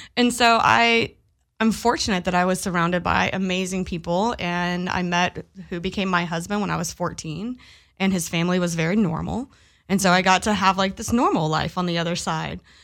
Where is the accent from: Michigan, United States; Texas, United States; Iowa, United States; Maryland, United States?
Texas, United States; Pasadena; now in Long Beach, United States; I grew up in Pasadena, Texas